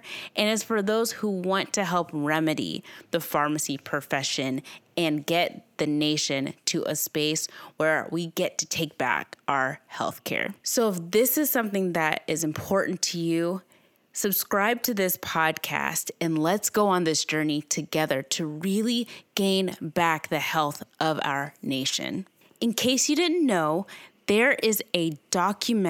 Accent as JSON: {"language": "English", "town": "Owensboro", "region": "Kentucky", "country": "United States", "tie": "born or raised there", "said": "works in her independent family-owned pharmacy in my hometown, Owensboro, Kentucky."}